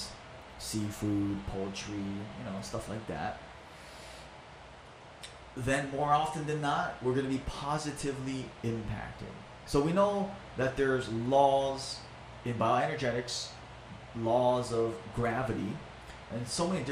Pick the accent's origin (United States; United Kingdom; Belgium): United States; Maui, Hawaii; English is a second language; I was born and raised in Maui.